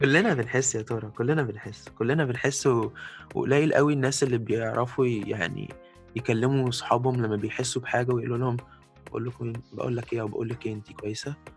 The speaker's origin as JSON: {"language": "Arabic", "country": "Egypt", "moved": "yes", "said": "شعبنا المصري"}